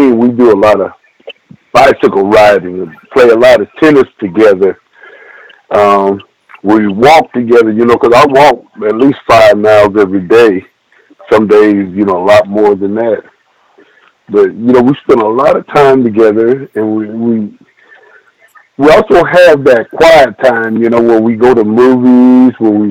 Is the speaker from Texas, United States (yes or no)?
yes; Abilene, Texas, United States; I'm from Abilene, Texas